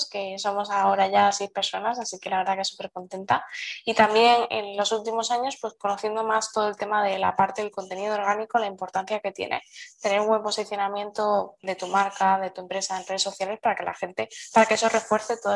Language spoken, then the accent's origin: Spanish; Seville, Andalusia, Spain; born there; bueno, yo nací en Sevilla, aunque no lo parezca, que soy muy blanquita